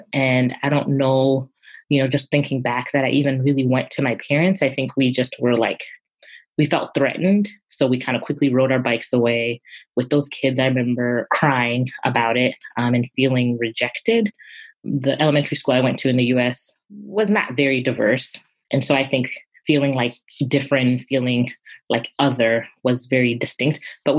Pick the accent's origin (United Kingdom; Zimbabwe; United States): Zimbabwe; And my parents, you know, growing up in Zimbabwe, we were a country that was colonized.